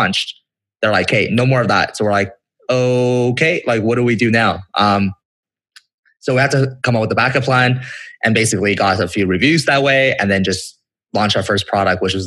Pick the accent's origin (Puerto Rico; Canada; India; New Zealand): Canada; Vancouver, British Columbia; I'm from Canada